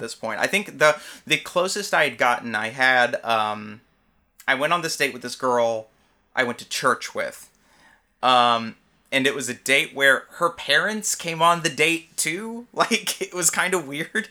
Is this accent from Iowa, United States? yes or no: no; Alabama, United States; moved away; I'm from Alabama originally.